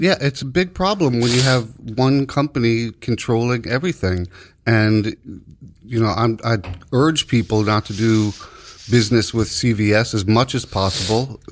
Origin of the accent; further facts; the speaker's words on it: New York, United States; as a New Yorker